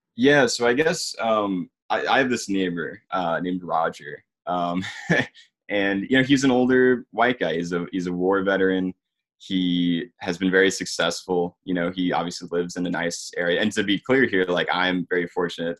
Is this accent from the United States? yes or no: yes; Georgia, United States; also born or lived in Richmond, Virginia; I'm from Georgia. Um, I, actually live just north of Atlanta, so in the suburbs